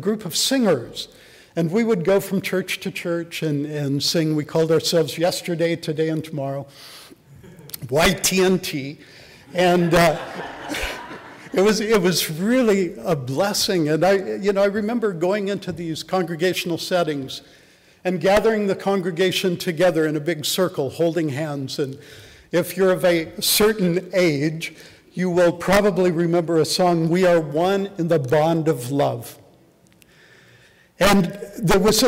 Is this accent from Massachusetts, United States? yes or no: no; Ulysses, Kansas, United States; growing up in Kansas, in a small town, Ulysses, Kansas, in the southwest corner of the state